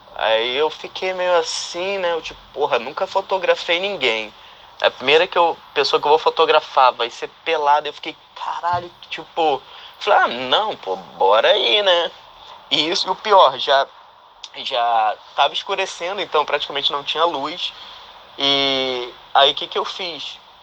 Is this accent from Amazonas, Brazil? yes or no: yes; Manaus, Amazonas, Brazil; now in Vancouver, Canada; Sou de Manaus, mas moro em Vancouver, no Canadá